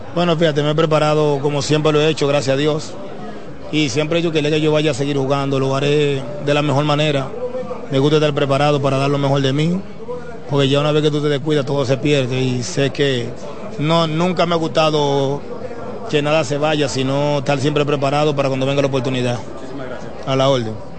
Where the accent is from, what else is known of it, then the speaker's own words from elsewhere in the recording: Dominican Republic; yo crecí en Dominicana, me crié, aprendí a vivir en Dominicana